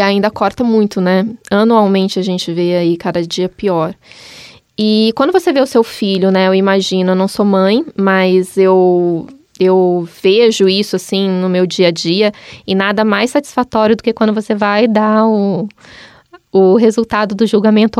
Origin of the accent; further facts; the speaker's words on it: Maringá, Paraná, Brazil; moved away as an adult; also born or lived in Cascavel; now in Curitiba, Brazil; eu sou de Maringá